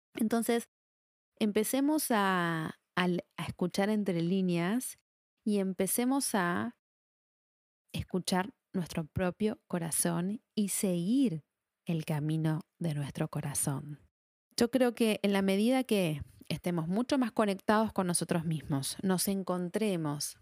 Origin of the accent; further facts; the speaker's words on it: Argentina; soy de Argentina, estudié en la Universidad de Buenos Aires